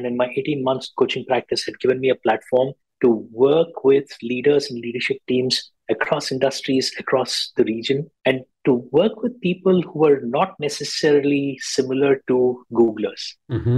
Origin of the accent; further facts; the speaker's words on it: Bangalore, Karnataka, India; moved away as an adult; now in Singapore; I'm originally from Bangalore and Singapore's home for 14 years now